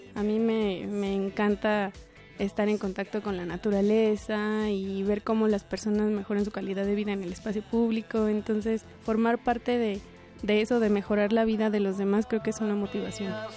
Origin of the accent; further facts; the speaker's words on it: Tezontepec de Aldama, Hidalgo, Mexico; nací en Tezantepec de Aldama, en el estado de Hidalgo, el 30 de junio de 1992